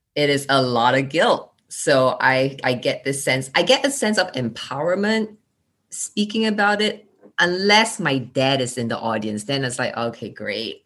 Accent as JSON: {"language": "English", "country": "Singapore", "tie": "born or raised there", "also_born_or_lived": "United States / Indiana, United States / New York, United States", "accent": "Singlish", "moved": "as an adult", "said": "growing up in Singapore, in class, we was told to be seen but not heard."}